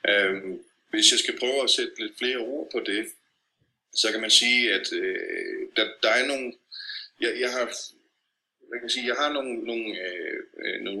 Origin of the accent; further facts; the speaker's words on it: Copenhagen, Capital Region of Denmark, Denmark; moved away as an adult; now in Moscow, Russia; som vi er vant til hjemme i København